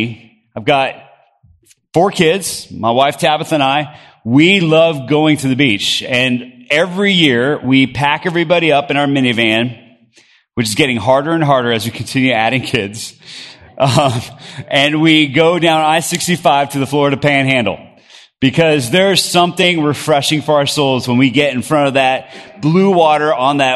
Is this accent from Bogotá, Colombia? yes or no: yes; Bogota, Colombia; moved away; I grew up in Bogota, Colombia, South America